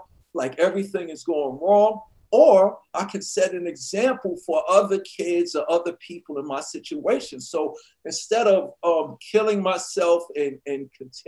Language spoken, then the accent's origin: English; New York City, New York, United States; growing up in Hollis